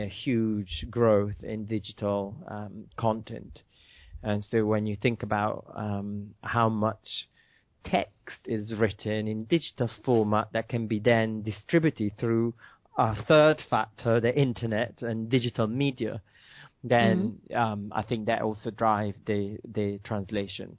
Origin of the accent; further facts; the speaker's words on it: Milan, Lombardy, Italy; moved away as an adult; now in United Kingdom; Yes, I'm from Milan. I've been in UK for 18 years after university